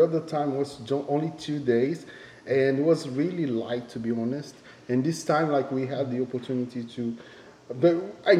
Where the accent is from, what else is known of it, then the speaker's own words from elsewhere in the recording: Brazil; moved away as an adult; now in Japan; I am from Brazil, and I've been living in Japan for 16 years.